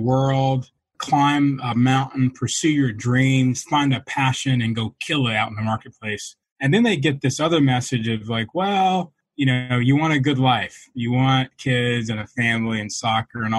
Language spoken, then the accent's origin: English; Atlanta, Georgia, United States; I was raised in Atlanta, Georgia